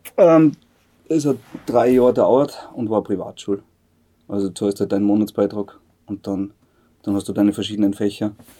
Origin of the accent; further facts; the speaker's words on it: Bad Aussee, Styria, Austria; also born or lived in Bad Ischl; Ich bin aus See. Ich bin nur in Ischler geboren, weil es in Aussee keine, keine Geburtenstation gibt.